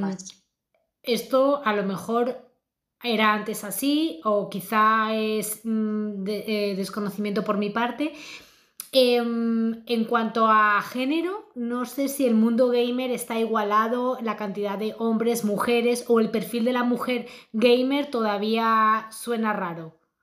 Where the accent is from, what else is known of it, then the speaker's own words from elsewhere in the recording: Spain; Nosotros somos las latinas, españolas